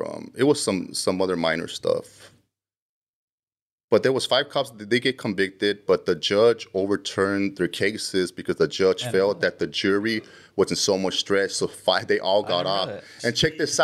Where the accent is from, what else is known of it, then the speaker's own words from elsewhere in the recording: Los Angeles, California, United States; now in Colorado, United States; I was born and raised in Normandy and 8th Street in Koreatown